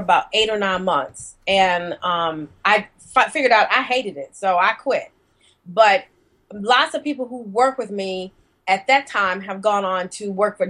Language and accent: English; Birmingham, Alabama, United States; moved away as an adult; also born or lived in Tuscaloosa, Alabama / Atlanta, Georgia / New York; I'm originally from Birmingham, Alabama, so I'm a Southern Belle